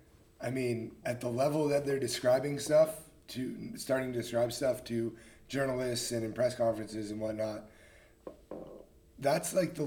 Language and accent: English; Marin, California, United States; I'm from Marin.